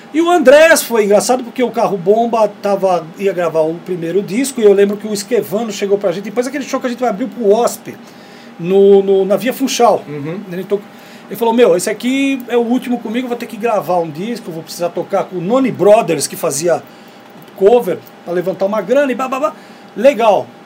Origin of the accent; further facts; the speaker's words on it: Brazil; a gente é do Brasil